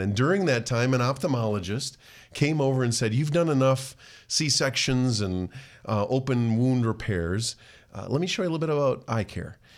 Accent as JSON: {"language": "English", "town": "Rochester", "region": "Minnesota", "country": "United States", "tie": "born or raised there", "said": "I grew up actually regionally at the Mayo, uh, near the Mayo Clinic"}